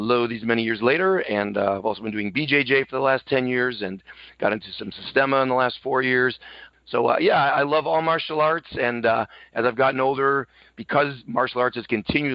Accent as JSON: {"language": "English", "town": "Buffalo", "region": "New York", "country": "United States", "said": "I come from Buffalo, New York."}